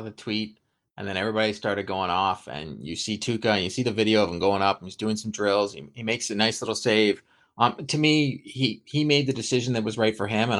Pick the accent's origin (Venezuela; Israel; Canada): Canada; I'm excited as a Canadian